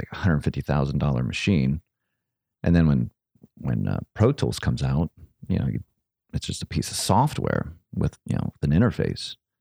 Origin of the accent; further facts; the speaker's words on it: Akron, Ohio, United States; I'm from Akron. And so is Lux, Akron, Ohio.